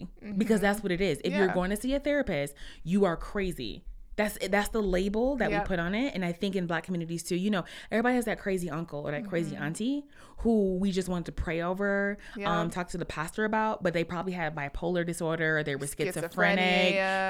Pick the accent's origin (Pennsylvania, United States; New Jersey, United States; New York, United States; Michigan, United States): Michigan, United States; Detroit; We're from Detroit. We're from inside Detroit, right? Mm-hmm. The real Detroit.